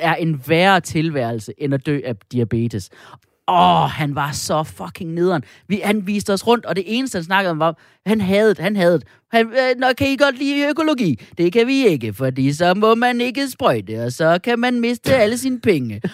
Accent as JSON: {"language": "Danish", "region": "Jutland", "country": "Denmark", "said": "som du og jeg er fra Jylland"}